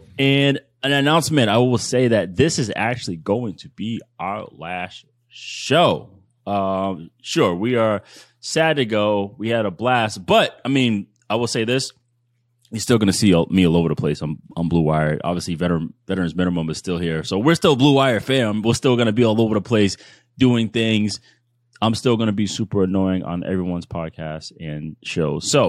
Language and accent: English; East Coast, United States; I'm from the East Coast. I know what you mean, but people here think like sun means like sit your ass down.